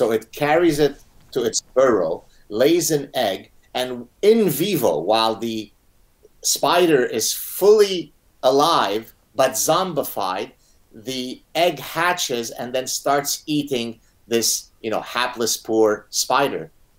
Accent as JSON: {"language": "English", "country": "Lebanon", "tie": "born or raised there", "also_born_or_lived": "Montreal, Canada", "first_language": "Arabic", "second_language": "English", "moved": "yes", "lives_now": "Canada"}